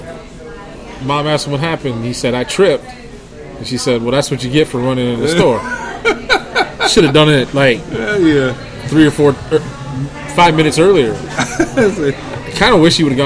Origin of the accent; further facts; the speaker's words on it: Wisconsin, United States; moved away; I'm originally from Wisconsin